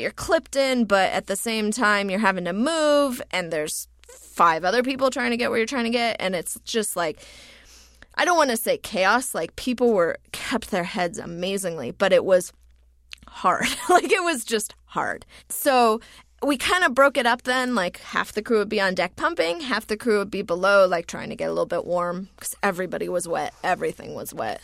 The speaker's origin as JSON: {"language": "English", "country": "United States", "also_born_or_lived": "New Zealand", "moved": "as an adult", "said": "I am an American citizen"}